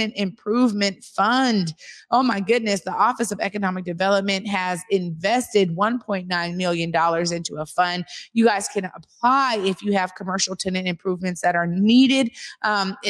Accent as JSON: {"language": "English", "town": "Seattle", "region": "Washington", "country": "United States", "said": "I come from the Garfield era of Clarence Acox"}